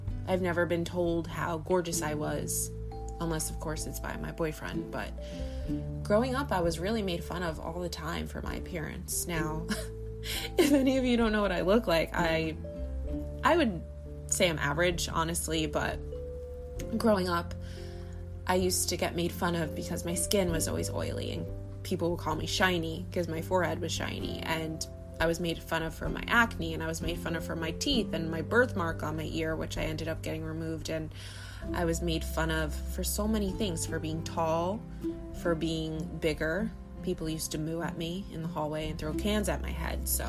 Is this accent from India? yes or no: no; Long Island, New York, United States; I'm from Long Island.